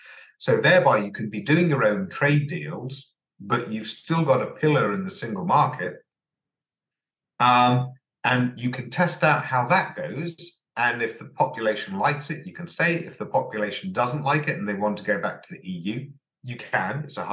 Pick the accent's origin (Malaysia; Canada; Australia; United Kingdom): United Kingdom; because we're British and we will negotiate a better model than anyone else could possibly negotiate